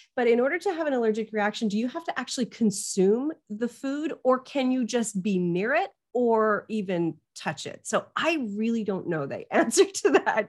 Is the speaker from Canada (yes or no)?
yes; Canada; I'm Canadian.